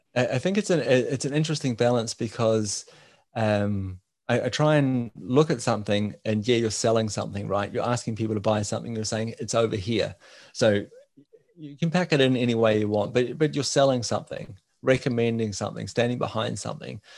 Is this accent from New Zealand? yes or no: yes; New Zealand; now in Denmark; I'm from New Zealand, living in Denmark.